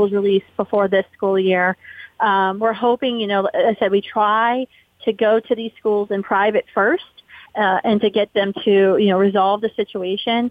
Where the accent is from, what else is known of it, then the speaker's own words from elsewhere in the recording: West Virginia, United States; my home state, West Virginia Wesleyan University